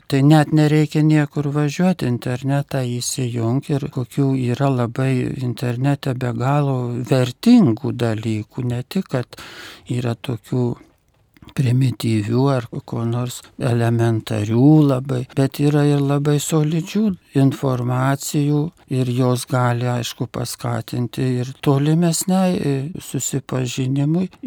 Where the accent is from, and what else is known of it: Lithuania